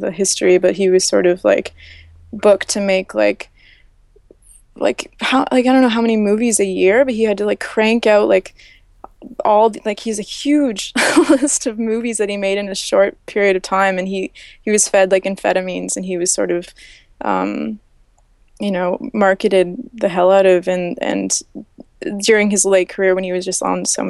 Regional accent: Canada; I'm from Canada

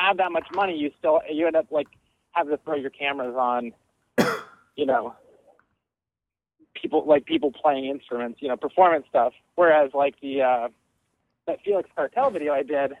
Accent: Denver, Colorado, United States; I'm from Denver too

